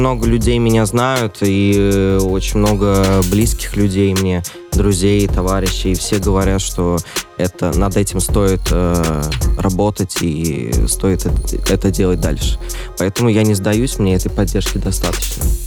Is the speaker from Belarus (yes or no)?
no; Orenburg, Orenburg Oblast, Russia; в моем родном городе Оренбург